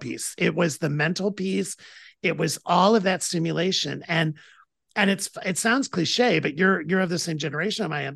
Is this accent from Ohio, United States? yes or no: yes; Toledo, Ohio, United States; I'm from Toledo, Ohio